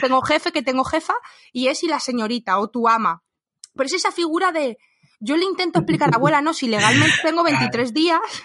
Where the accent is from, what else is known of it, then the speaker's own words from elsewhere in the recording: Spain; los españoles que nos vamos a otro país